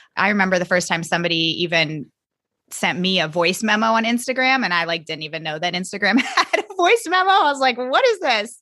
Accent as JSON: {"language": "English", "region": "Virginia", "country": "United States", "said": "I am from Virginia and that's where I taught"}